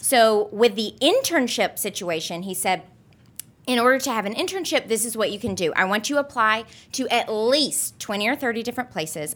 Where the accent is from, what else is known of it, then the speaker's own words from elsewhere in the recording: Alabama, United States; moved away as an adult; also born or lived in Memphis, Tennessee; now in New York City, United States; I grew up in Alabama. I was born in Memphis